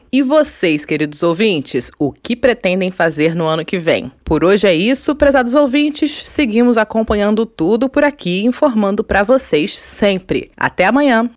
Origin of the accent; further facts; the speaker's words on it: Brazil; now in Portugal; nós brasileiros